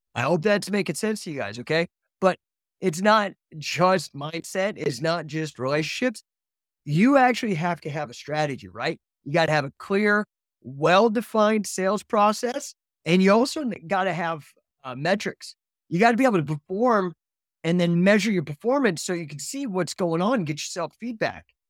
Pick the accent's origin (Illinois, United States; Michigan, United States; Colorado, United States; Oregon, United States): Colorado, United States; moved away; also born or lived in California / Utah; I grew up in Colorado, but I moved to California